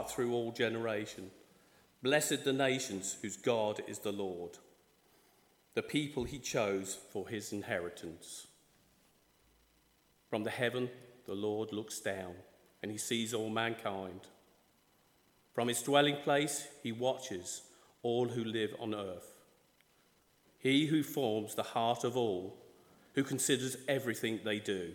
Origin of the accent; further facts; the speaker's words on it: Ireland; I'm from the Republic of Ireland.